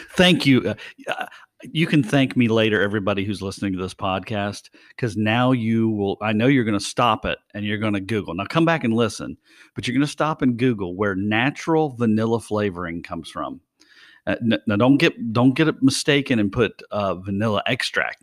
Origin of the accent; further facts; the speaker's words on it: West Virginia, United States; I'm from West Virginia